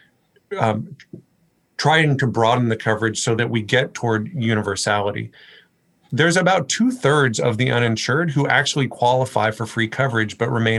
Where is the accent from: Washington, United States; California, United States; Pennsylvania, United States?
Washington, United States; Port Angeles; I grew up in Port Angeles.